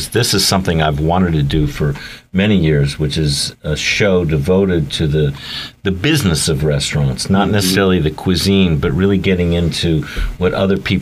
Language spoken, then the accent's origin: English; San Francisco, California, United States; I'm from San Francisco